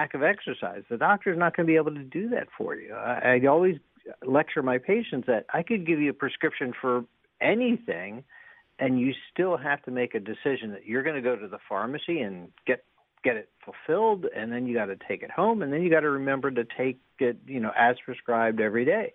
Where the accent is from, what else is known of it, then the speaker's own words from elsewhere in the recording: United States; we're American